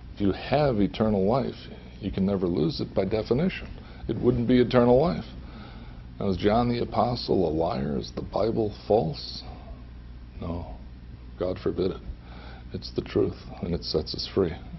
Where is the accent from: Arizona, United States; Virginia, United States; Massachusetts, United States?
Massachusetts, United States; Holyoke; moved away; I grew up in the Roman Catholic Church in uh, Holyoke, Massachusetts.